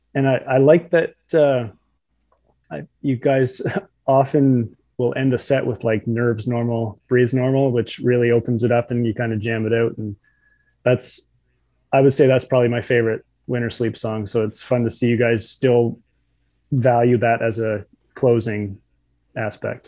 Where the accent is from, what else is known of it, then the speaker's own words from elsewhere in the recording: New Brunswick, Canada; I'm from New Brunswick